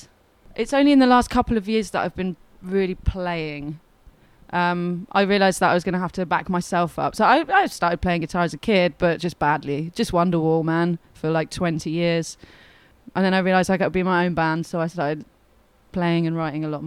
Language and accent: English; Suffolk, East of England, United Kingdom; moved away as an adult; now in Devon, United Kingdom; I come from Suffolk. I've just moved to Devon